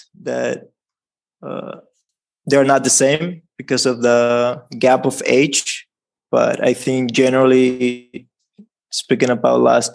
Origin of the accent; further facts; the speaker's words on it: Dominican Republic; I'm from the Dominican Republic